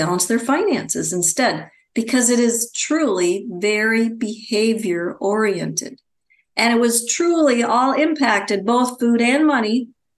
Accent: Wisconsin, United States; now in Phoenix, United States; I'm originally from Wisconsin.

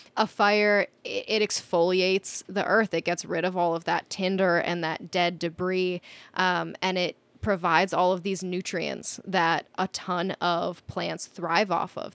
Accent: Minnesota, United States; moved away as an adult; also born or lived in South Dakota; I grew up in Minnesota. I basically grew up in the woods

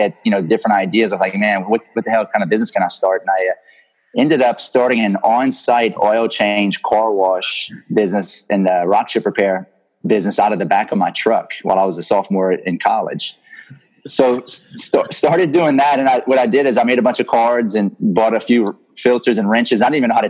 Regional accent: Lafayette, Louisiana, United States; I'm from Lafayette, Louisiana

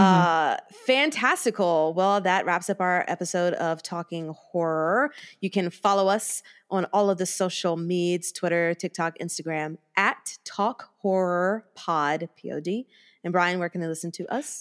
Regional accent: the South, United States; growing up in the South

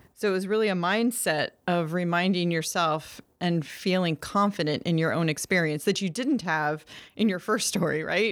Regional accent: Maine, United States; Maine, my home state

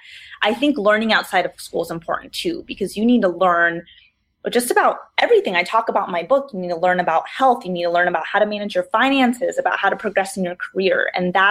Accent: Arizona, United States; moved away as an adult; also born or lived in Washington, D.C.; I grew up in Arizona most of my life

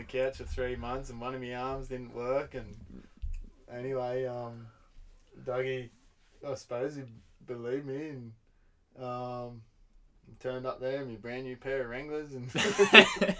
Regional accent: Belmont, Australia; also born or lived in Banff, Canada; my hometown in Belmont.

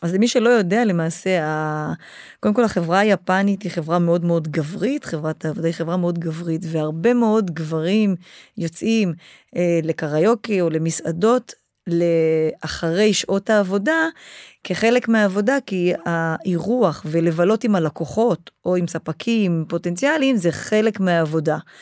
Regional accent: Israel; moved away as an adult; also born or lived in Japan; כשאני חזרתי לארץ

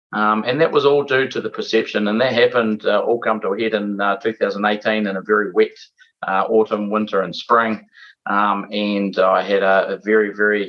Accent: Lumsden, Southland, New Zealand; I grew up in Lumsden, Northern Southland, and my father was a mechanic and owned the local garage there.

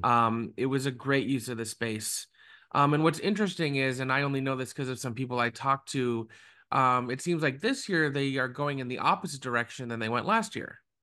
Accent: South Florida, United States; I grew up in South Florida.

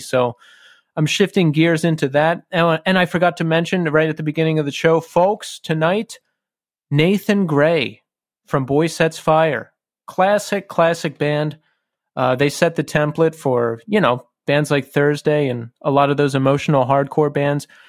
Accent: Bucks County, Pennsylvania, United States; we both grew up in Bucks County, Pennsylvania

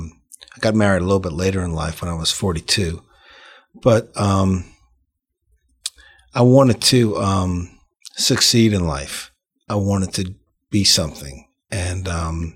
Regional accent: Metairie, Louisiana, United States; we grew up in Metairie, so that was just a church that they liked to go

